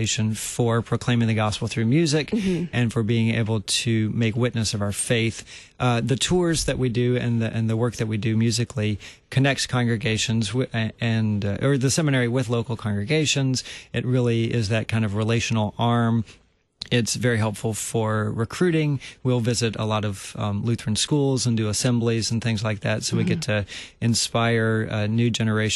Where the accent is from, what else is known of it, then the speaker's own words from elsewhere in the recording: the South, United States; now in St. Louis, United States; I'm from the South